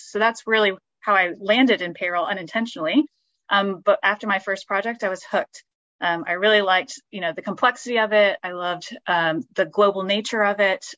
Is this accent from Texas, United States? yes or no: yes; Texas, United States; moved away as an adult; now in London, United Kingdom; I was from Texas originally